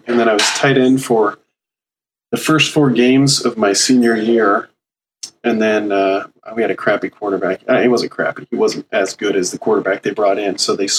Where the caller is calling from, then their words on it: Redmond, Washington, United States; I'm calling from the Seattle area, Redmond, Washington, home of Microsoft.